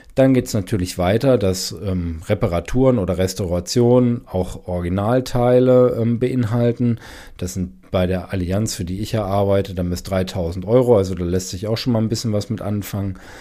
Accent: Germany; bei uns in Deutschland

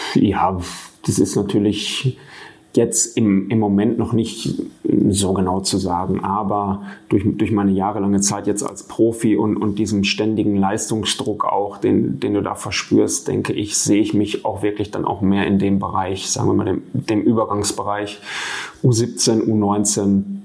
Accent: Marl, North Rhine-Westphalia, Germany; ich bin gebürtiger Maler

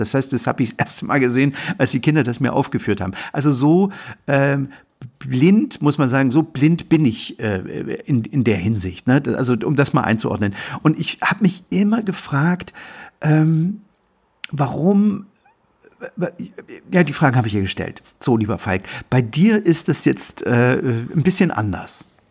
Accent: East Germany, Germany; ich bin in der DDR aufgewachsen

